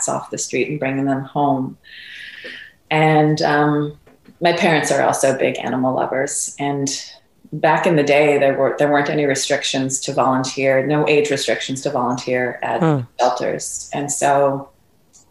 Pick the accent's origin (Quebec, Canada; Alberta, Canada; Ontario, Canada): Quebec, Canada; Montreal; I'm from Montreal, Canada.